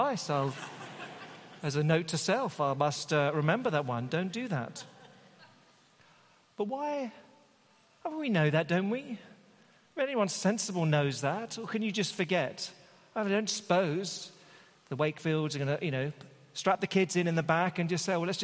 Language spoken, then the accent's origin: English; United Kingdom; being a Brit